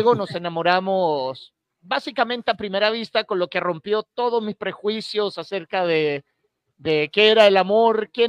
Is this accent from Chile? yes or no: yes; Valdivia, Los Ríos, Chile; born there; yo soy nacido en Valdivia, allá en, Chile.